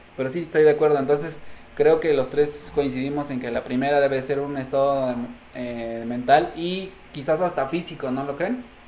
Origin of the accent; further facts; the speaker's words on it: Mexico; somos tres mexicanos